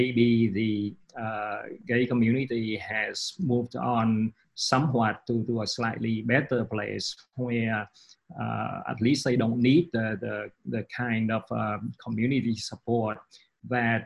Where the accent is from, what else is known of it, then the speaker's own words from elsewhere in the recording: Vietnam; also born or lived in London, United Kingdom / New York City, United States; now in Austin, United States; I come from Vietnam